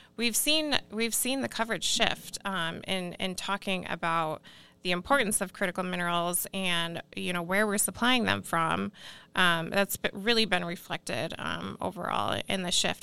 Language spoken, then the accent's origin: English; Iowa, United States; moved away; I'm actually originally from Iowa